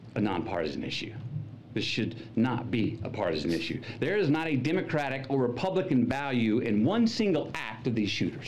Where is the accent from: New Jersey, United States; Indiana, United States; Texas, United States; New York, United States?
Texas, United States; Uvalde; moved away; my stories from my hometown, Uvalde